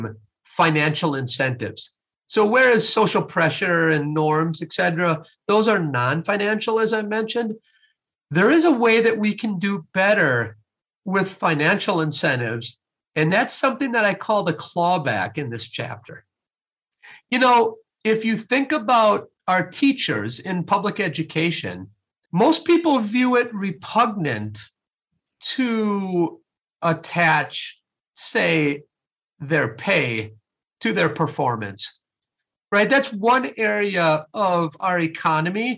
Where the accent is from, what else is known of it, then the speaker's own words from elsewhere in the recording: Sun Prairie, Wisconsin, United States; I was raised in Sun Prairie, Wisconsin, and I was born in 1968